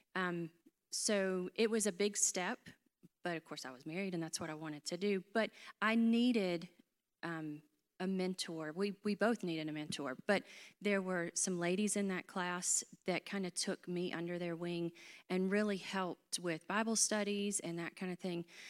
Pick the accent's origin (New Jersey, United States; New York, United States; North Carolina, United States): North Carolina, United States; Hickory; accent: North Carolina; am from North Carolina. I grew up in Hickory